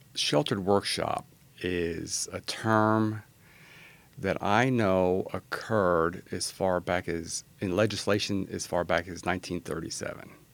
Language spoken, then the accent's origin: English; New York, United States; also born or lived in Virginia / San Antonio, Texas; now in Austin, United States; I was born in New York